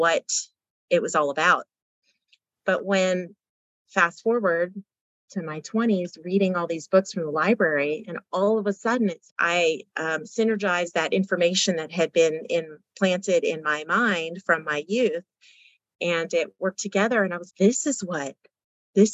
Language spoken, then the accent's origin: English; Louisiana, United States; I grew up in Louisiana and went to private Christian school